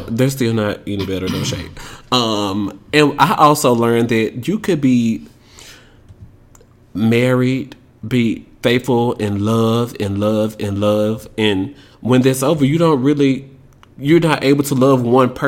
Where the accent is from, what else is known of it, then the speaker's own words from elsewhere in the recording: Tennessee, United States; I'm from Tennessee